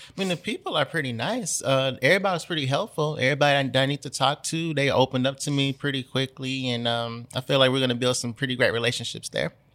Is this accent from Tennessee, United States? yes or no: yes; Memphis, Tennessee, United States; I've moved away from Memphis a couple of times, but I'm back now